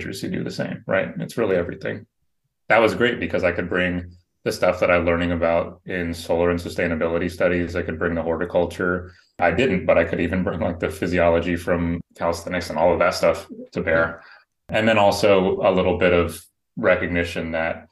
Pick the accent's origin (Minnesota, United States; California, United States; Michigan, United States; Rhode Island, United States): California, United States; San Francisco; I grew up in San Francisco, born and raised in the city